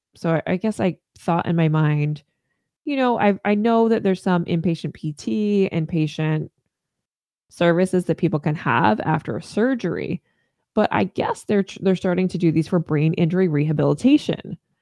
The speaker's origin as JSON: {"language": "English", "region": "Northern Virginia", "country": "United States", "tie": "born or raised there", "moved": "yes", "lives_now": "Maine, United States", "said": "I, I grew up in Northern Virginia in the D C metro area"}